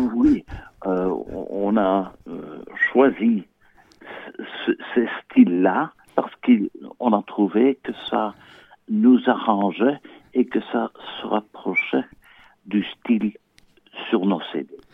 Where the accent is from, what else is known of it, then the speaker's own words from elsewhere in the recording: Campine, Antwerp region, Flanders, Belgium; de la région Campine, c'est-à-dire que on est un peu situé euh, région anversois